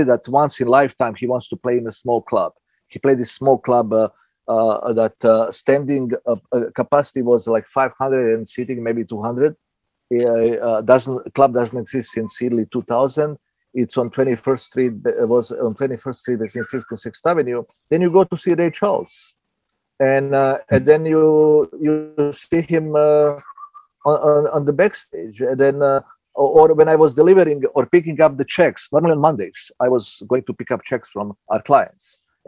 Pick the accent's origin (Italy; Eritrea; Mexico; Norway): Italy; Southern Italy; English is a second language; moved away as an adult; also born or lived in former Yugoslavia / Belgrade; now in New York, United States; I was the guy from Southern Italy, born in former Yugoslavia, you come to New York.